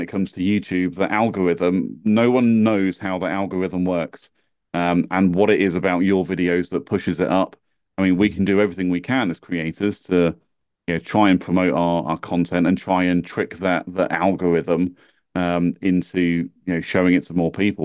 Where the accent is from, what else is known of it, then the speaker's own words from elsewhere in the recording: United Kingdom; accent: British; being British